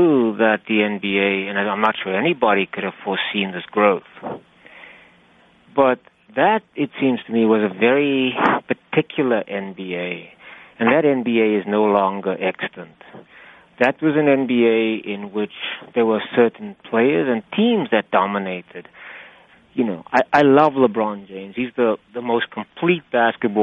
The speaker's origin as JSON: {"language": "English", "town": "Cape Town", "region": "Western Cape", "country": "South Africa", "tie": "born or raised there", "moved": "as an adult", "lives_now": "United States", "said": "I grew up in Cape Town, South Africa, and I played actively as a boy and as a young man"}